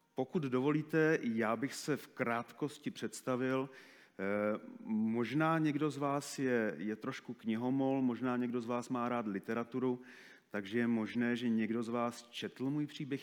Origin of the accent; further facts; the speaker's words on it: Moravia, Czechia; moved away; also born or lived in Africa; u nás na Moravě